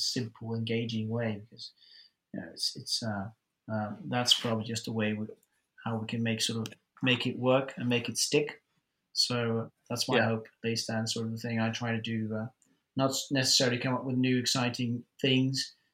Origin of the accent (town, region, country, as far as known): Netherlands; English is a second language